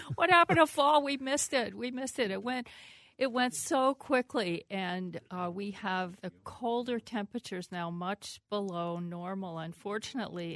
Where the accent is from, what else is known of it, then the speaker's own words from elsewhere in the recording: Pennsylvania, United States; moved away; also born or lived in Minnesota; I, I grew up in Pennsylvania.